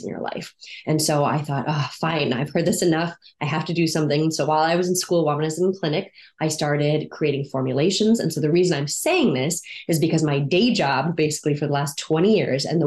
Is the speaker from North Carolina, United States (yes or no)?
no; San Diego, California, United States; I grew up here in San Diego, California